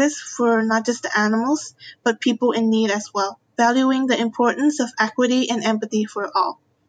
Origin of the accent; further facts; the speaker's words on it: Myanmar; I'm from Myanmar.